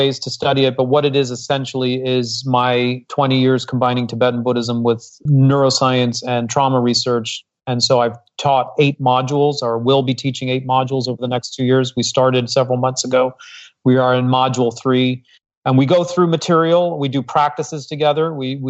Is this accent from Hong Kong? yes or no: yes; Hong Kong; also born or lived in Singapore; I was raised abroad. I was raised in Hong Kong and I was born in Singapore. Come from a multicultural family.